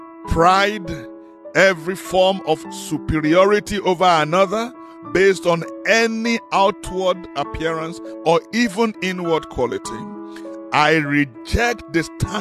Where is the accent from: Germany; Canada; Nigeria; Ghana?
Nigeria; now in South Africa; I come from Nigeria originally.